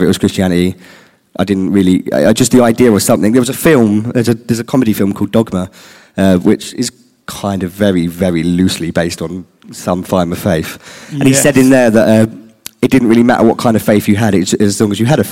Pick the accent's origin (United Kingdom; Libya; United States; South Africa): United Kingdom; Littlehampton, South East England; We grew up in Littlehampton in Rustington